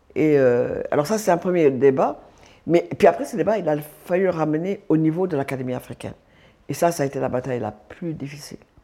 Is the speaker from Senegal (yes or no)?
yes; Dakar, Senegal; je suis sénégalaise, je suis née à Dakar, j'ai grandi, je suis mariée au Sénégal